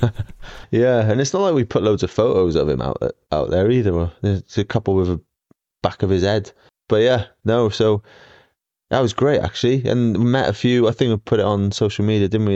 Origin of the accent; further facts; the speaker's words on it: Australia; accent: Aussie; my Aussie accent